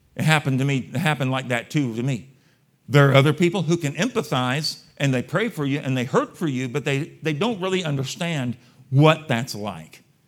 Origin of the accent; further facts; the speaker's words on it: San Antonio, Texas, United States; I was born and raised in San Antonio, Texas